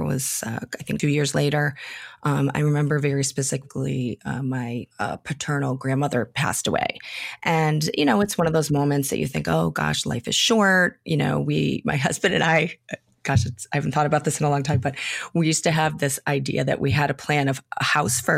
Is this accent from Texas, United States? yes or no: no; Western Massachusetts, United States; we have a large Irish American population near where I grew up in Western Massachusetts